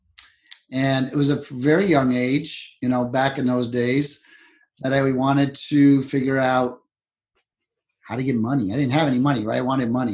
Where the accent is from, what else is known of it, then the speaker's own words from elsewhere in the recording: Cleveland, Ohio, United States; I grew up in Cleveland, Ohio, pretty meager beginnings